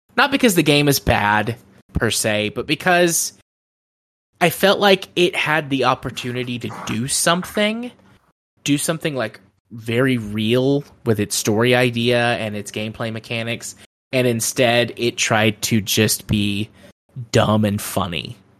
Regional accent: United States; especially as an American

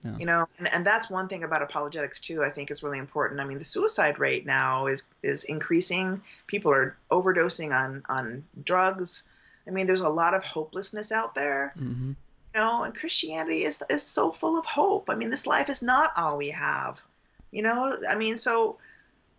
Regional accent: Southern California, United States; I was raised in Southern California

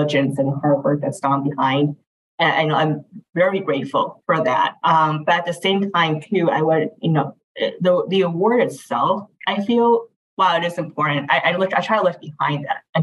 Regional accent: Midwest, United States; Yes, that Midwesterner. So stayed in Midwest all my life.

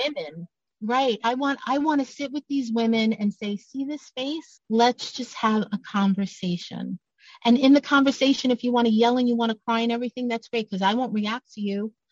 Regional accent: New York City, New York, United States; I'm from Brooklyn

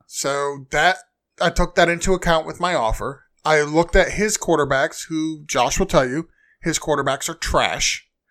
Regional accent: New England, United States; I'm from New England. My whole family lives in New England

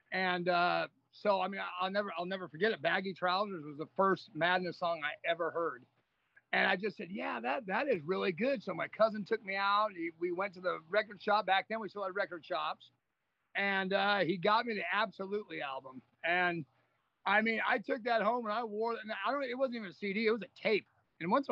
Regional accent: California, United States; I'm from California.

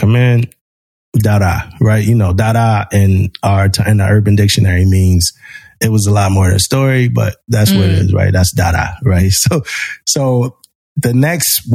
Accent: Philadelphia, Pennsylvania, United States; I was young, you know, growing up in Philly, like it's different

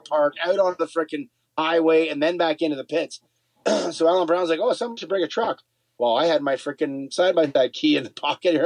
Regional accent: Canada; We're Canadian

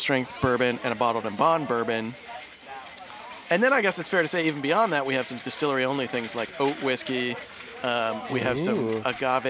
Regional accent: Eastern Kentucky, United States; now in New York, United States; I grew up in Eastern Kentucky

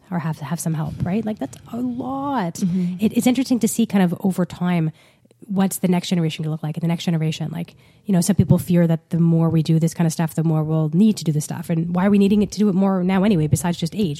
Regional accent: Ottawa, Ontario, Canada; I grew up in Ottawa.

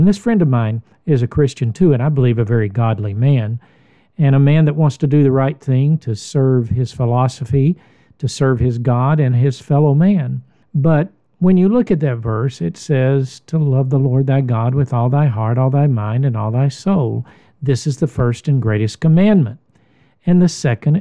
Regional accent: United States; I'm an American

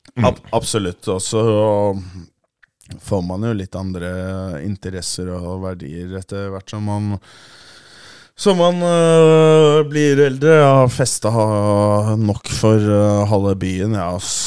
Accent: Oslo, Norway; Jeg er fra Ammerud

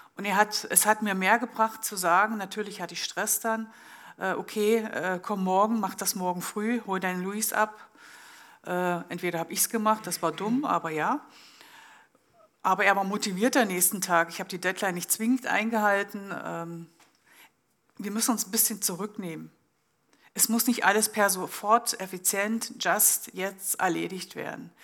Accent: Germany; now in Switzerland; ich komme ursprünglich aus Deutschland

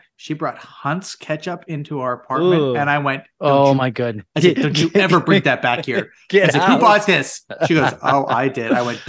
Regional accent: near Pittsburgh, western Pennsylvania, United States; I'm from the other side of the state. I'm from the Kent. Listen, I'm closer to Pittsburgh

